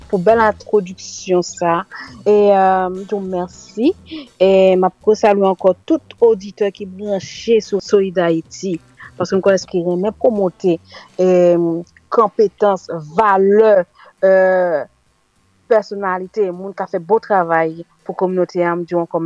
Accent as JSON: {"language": "Haitian Creole", "country": "France", "tie": "born or raised there", "also_born_or_lived": "Haiti (born)", "said": "a laj de 4 an, mwen kite Haiti, maman mwen fè mwen rentre en France, e se la ke mwen grandi, mwen fè etrin mwen, e jiska mennen, e mwen vive la, mwen fè ti mouna, tout ba, e mwen isi en France."}